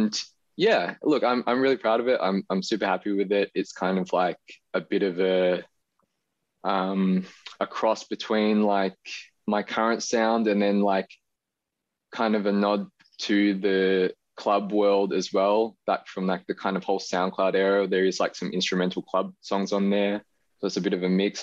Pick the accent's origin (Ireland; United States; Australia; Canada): Australia; being Chinese Australian. It's just kind of like a bit of a visual representation of like how I feel and my experiences kind of growing up with a a Chinese background, but in a Western country